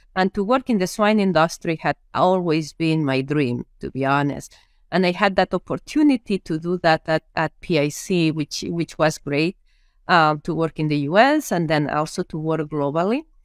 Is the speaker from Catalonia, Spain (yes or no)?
yes; Lleida, Catalonia, Spain; English is a second language; moved away as an adult; also born or lived in Minnesota, United States; now in United States; I am from a very small area in Spain or a small town in Spain, in an area which I actually, I call it the Iowa of Spain uh, when it comes down to pigs, right? It's Lleida.